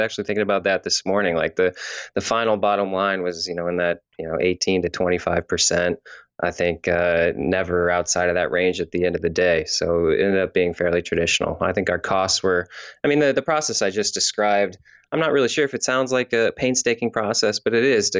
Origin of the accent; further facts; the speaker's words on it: Missouri, United States; moved away; also born or lived in California; I'm from Missouri originally, then I moved to California